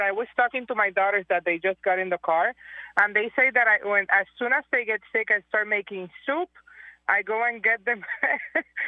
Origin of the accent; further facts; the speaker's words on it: Puerto Rico; From Puerto Rico